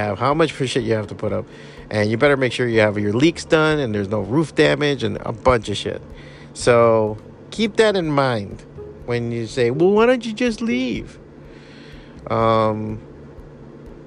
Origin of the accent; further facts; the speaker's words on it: Miami, Florida, United States; born and raised in Miami